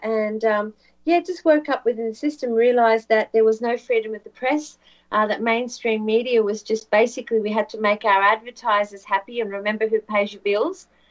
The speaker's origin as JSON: {"language": "English", "country": "Australia", "said": "Yes, I'm, I am from Australia."}